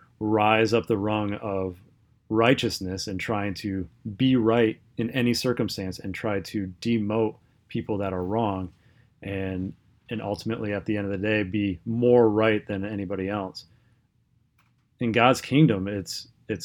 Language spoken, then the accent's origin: English; United States